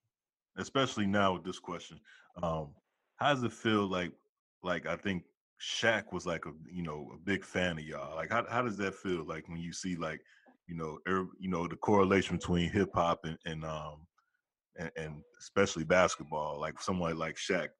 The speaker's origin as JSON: {"language": "English", "town": "Chicago", "region": "Illinois", "country": "United States", "said": "I'm from Chicago."}